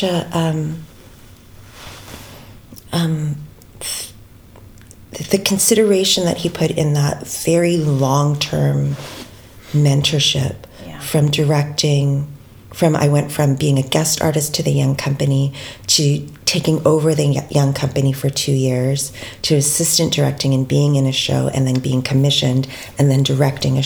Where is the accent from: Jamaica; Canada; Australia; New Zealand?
Canada; as a Filipino-Canadian cis woman